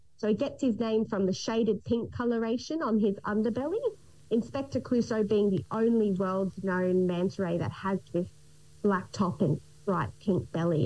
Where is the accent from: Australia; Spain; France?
Australia; Gold Coast, Queensland; I was actually born and raised on the Gold Coast.